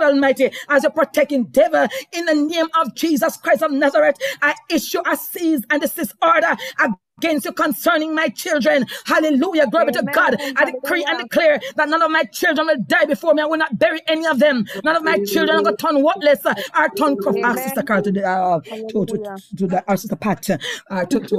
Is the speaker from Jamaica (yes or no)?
yes; Jamaica; accent: Jamaican; I just broke out in Jamaican terms just now